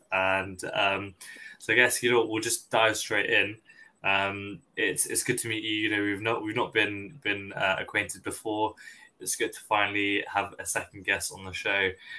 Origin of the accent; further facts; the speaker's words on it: United Kingdom; Dad was born in Kenya. But I've had quite a bland kind of, you know, upbringing. Just born and raised in the UK